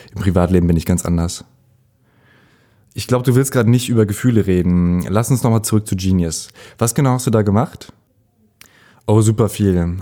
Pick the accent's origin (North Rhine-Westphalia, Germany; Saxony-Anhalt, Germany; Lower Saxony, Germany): North Rhine-Westphalia, Germany; Ahlen; moved away; meine Heimatstadt Aalen, Westfalen, nicht das mit AA, sondern AH, Aalen